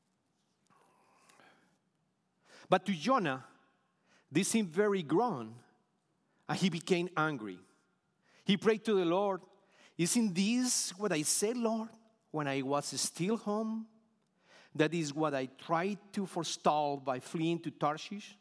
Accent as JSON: {"language": "English", "region": "Bogotá", "country": "Colombia", "second_language": "English", "moved": "as an adult", "lives_now": "Houston, United States", "said": "originally, we were from Bogota, Colombia, South America"}